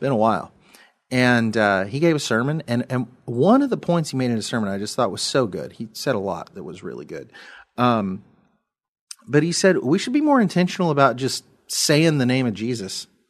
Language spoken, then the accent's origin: English; United States